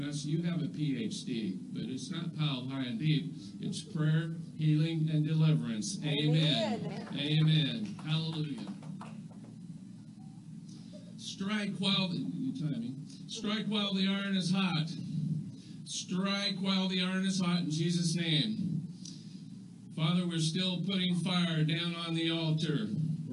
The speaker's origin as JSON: {"language": "English", "country": "United States", "said": "I'm an American. And we like stuff in America"}